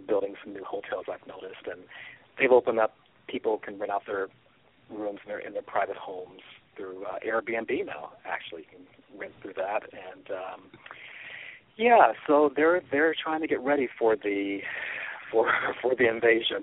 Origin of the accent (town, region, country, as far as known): Kansas City, Missouri, United States; now in Los Angeles, United States